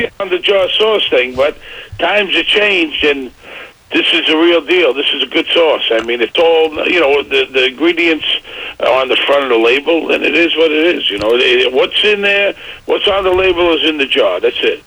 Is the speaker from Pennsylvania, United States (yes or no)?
no; New York City, New York, United States; moved away; I grew up in Brooklyn